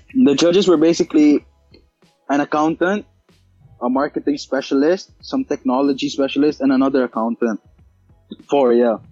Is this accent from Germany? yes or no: no; India; I'm Indian.